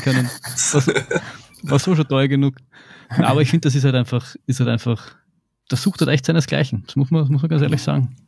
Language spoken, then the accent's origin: German; Vienna, Austria; ein Kind aus Wien Favoriten, was soll ich machen? Ich, ich bin nicht in die Berge aufgewachsen